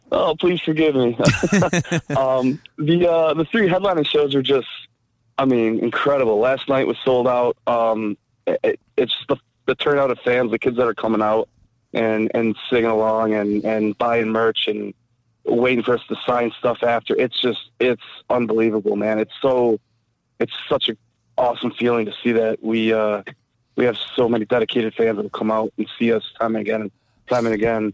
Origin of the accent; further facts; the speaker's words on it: Mount Clemens, Michigan, United States; I grew up in, in Mount Clemens area